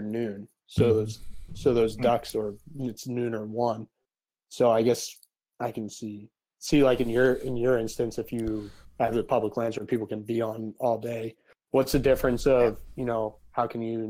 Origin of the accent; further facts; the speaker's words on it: Pennsylvania, United States; I grew up in Pennsylvania